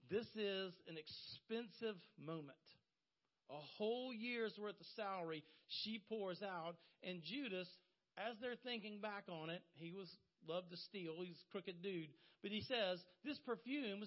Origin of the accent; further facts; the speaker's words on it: Horry County, South Carolina, United States; I was raised in Horry County